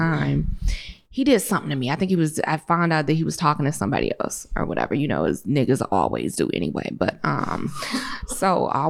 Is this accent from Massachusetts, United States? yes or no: no; Detroit, Michigan, United States; I'm from Detroit.